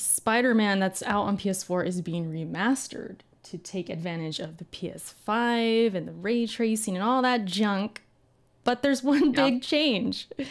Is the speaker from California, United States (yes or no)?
yes; California, United States; I've lived in Cali my whole life